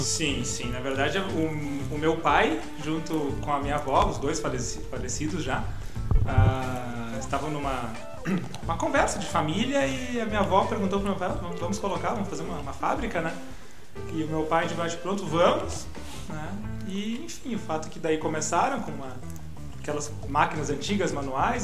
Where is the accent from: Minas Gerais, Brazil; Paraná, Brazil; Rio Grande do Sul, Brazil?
Rio Grande do Sul, Brazil; Gramado; nasci em Gramado, cresci em Gramado, natural daqui.